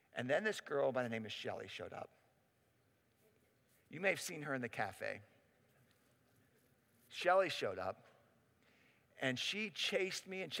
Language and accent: English; Pittsburgh, Pennsylvania, United States; moved away as an adult; also born or lived in Cincinnati; now in Pittsburgh, United States; I grew up in Pittsburgh